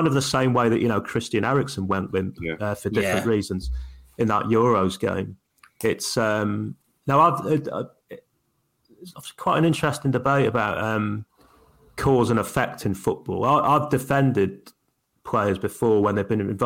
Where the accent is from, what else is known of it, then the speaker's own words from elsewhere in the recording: United Kingdom; being British